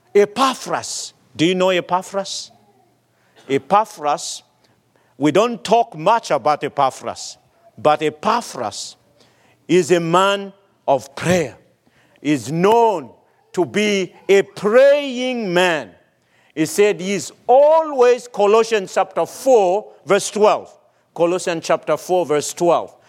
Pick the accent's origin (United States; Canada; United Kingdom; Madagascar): Madagascar; moved away; my home country, Madagascar